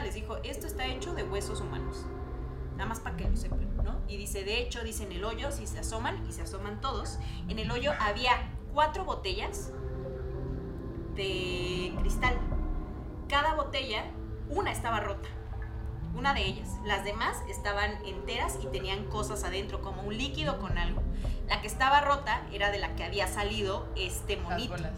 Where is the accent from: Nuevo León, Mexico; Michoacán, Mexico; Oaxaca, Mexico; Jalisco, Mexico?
Oaxaca, Mexico; Yo soy de Oaxaca